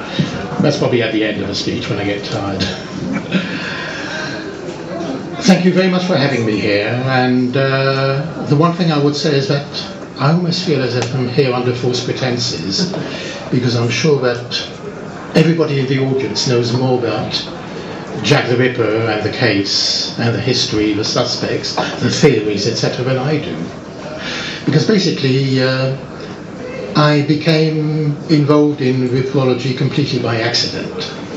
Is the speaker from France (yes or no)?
yes; France; now in Barnet, United Kingdom; I was brought up in France, as my parents set up business there, and I lived in France, and actually have never been to school in England